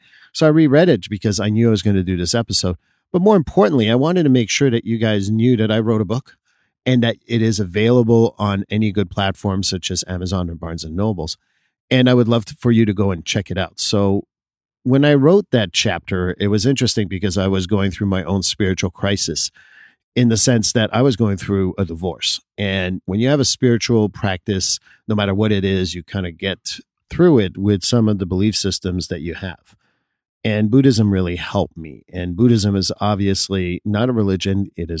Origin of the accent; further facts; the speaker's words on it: Quebec, Canada; when I grew up in Quebec, where Catholicism was the main religion